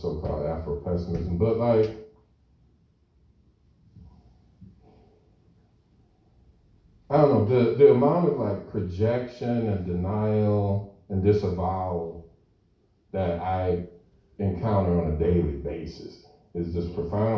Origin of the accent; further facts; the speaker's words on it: United States; growing up in the United States as a racialized post-colonial subject